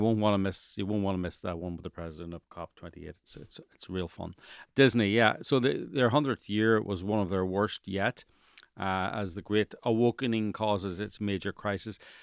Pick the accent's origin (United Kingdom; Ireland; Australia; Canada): Ireland; now in Los Angeles, United States; I'm from Ireland